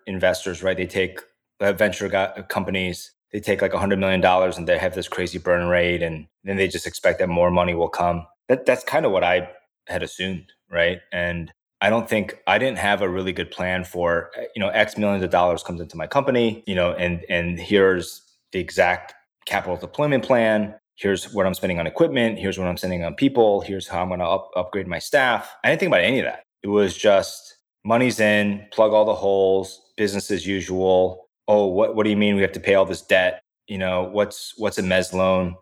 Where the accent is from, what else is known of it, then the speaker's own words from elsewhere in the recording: the Midwest near Indiana, United States; also born or lived in South Korea; I grew up in the Midwest near Indiana